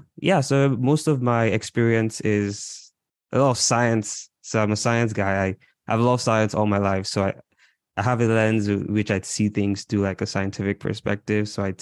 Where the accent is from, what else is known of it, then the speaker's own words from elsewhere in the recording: Imo, Nigeria; now in Toronto, Canada; I'm Igbo from Imo State.